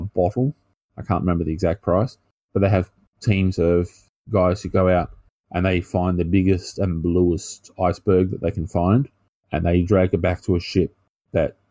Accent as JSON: {"language": "English", "country": "Australia", "said": "we're Australian"}